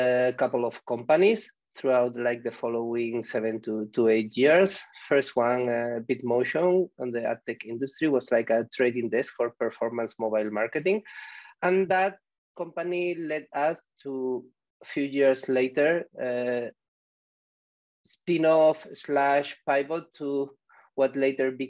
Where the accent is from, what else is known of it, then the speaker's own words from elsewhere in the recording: Andalusia, Spain; English is a second language; moved away as an adult; also born or lived in Barcelona, Spain / Berlin, Germany / Dresden, Germany / France; now in Malaga, Spain; I come from Southern Spain and I studied like in Seville